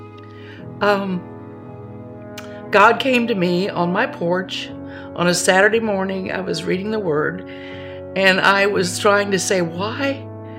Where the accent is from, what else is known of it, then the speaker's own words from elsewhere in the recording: Spencer, Indiana, United States; I was born and raised in Spencer, Indiana, a small farming community where everybody knew everybody